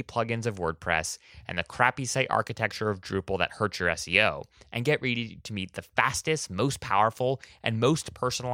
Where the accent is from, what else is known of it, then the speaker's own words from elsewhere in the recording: Oahu, Hawaii, United States; now in Washington, D.C., United States; I actually was born and raised in Hawaii, actually, on Oahu